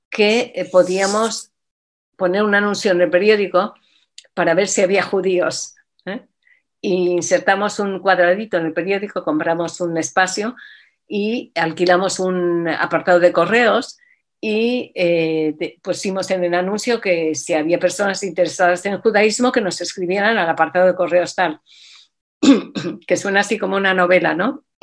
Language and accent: Spanish; Mexico; moved away as an adult; now in Asturias, Spain; yo nací en México y en México sabes que la colectividad judía es muy grande, es muy potente y estuve ahí hasta que eh, cuando terminé el bachillerato hice el viaje típico que se hace a Israel